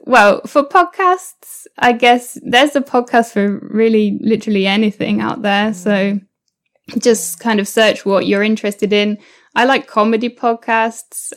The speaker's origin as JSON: {"language": "English", "country": "United Kingdom", "also_born_or_lived": "New Zealand / Mexico", "said": "I'm now I'm back in the UK."}